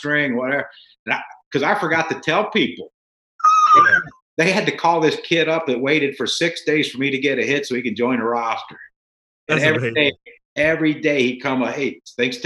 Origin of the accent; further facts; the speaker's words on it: West Virginia, United States; moved away; I grew up in West Virginia, a couple hours from Baltimore